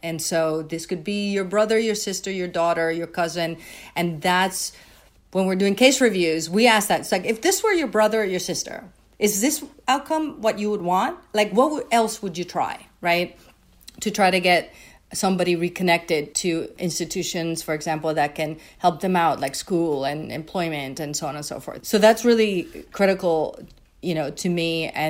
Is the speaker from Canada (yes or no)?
no; Puerto Rico; moved away as an adult; I came, when I went to Brown, I came from Puerto Rico, very sheltered environment